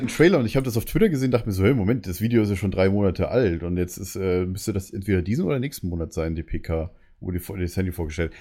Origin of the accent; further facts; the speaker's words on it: Bavaria, Germany; now in Berlin, Germany; man sagt bei uns in Bayern Chemie